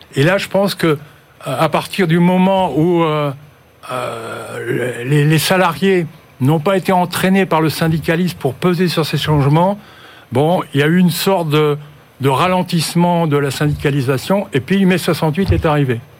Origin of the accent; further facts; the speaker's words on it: Nord-Pas-de-Calais, Hauts-de-France, France; je suis du Nord-Pas-de-Calais